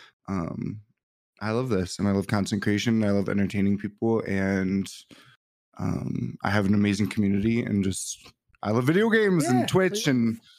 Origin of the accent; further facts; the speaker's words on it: Michigan, United States; I'm from Michigan.